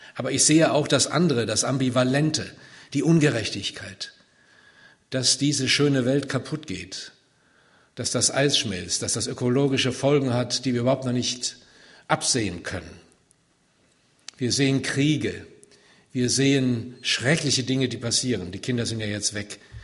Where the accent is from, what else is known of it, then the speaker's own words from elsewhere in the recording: Siegen, North Rhine-Westphalia, Germany; also born or lived in Wiedenest; ich komme aus Siegen, gebürtig